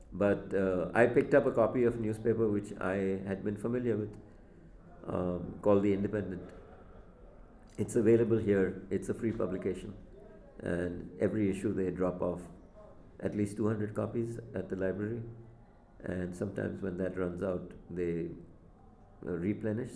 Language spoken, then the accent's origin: English; Mumbai, Maharashtra, India; moved away; I grew up in Bombay